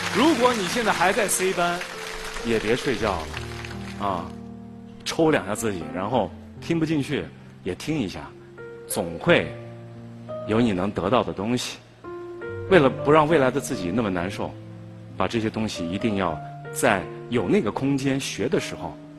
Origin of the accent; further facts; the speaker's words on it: Nanchang, Jiangxi, China; 我出生在江西南昌